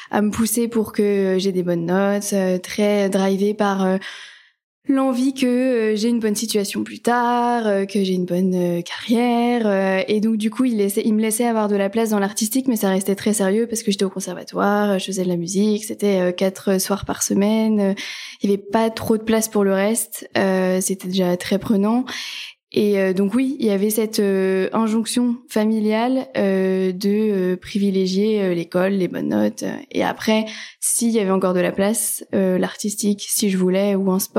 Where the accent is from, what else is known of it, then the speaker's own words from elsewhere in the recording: north of France, France; moved away as an adult; now in Paris, France; j'habite à Paris depuis euh, bah, 10 ans maintenant. Euh, à l'origine, je suis pas de Paris, je viens du nord en gros de la France. Euh, ce sont mes études, hein, comme beaucoup de gens qui m'ont amené à Paris.